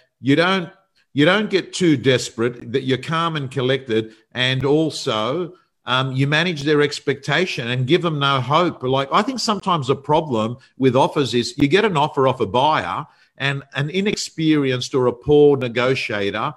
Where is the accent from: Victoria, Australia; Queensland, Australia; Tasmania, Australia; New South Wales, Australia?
New South Wales, Australia; Sydney; It was a suburb I was brought up in. I was brought up actually on Holmesdale Street